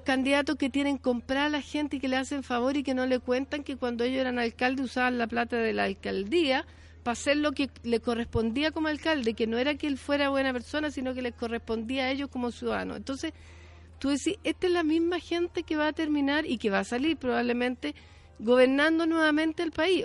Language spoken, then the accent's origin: Spanish; Chile; como chilenas y chilenos